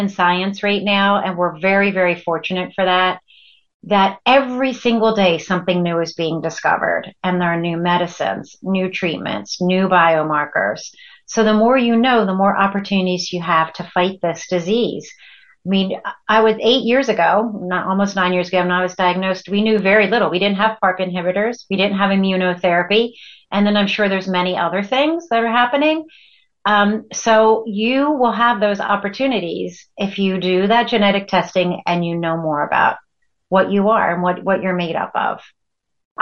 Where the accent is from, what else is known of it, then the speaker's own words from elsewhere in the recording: West Chester, Pennsylvania, United States; I'm from Westchester, Pennsylvania